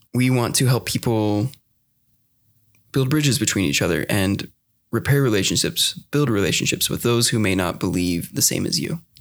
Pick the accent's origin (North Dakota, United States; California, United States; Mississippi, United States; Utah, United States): Utah, United States; I did grow up in Utah my whole life